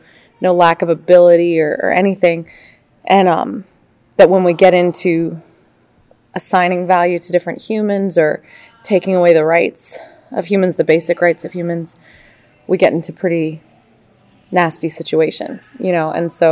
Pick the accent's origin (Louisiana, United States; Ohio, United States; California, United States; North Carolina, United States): Louisiana, United States; New Orleans; I'm from New Orleans, Louisiana.